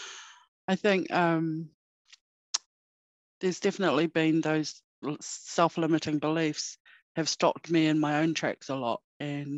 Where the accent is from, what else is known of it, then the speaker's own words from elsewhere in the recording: Murihiku, Hokonui, Southland, New Zealand; also born or lived in Northland, New Zealand; now in Christchurch, New Zealand; I'm originally from Mirihiku, so grew up in a small town in Hokonui